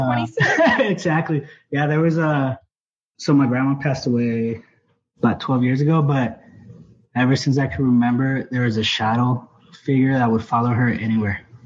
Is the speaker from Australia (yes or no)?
no; Mexico; moved away; I'm originally from Mexico.